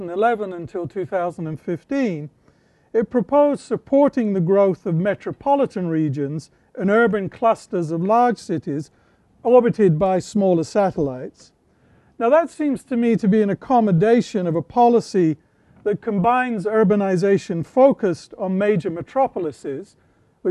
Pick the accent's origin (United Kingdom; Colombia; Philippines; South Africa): United Kingdom; moved away; where I grew up in Britain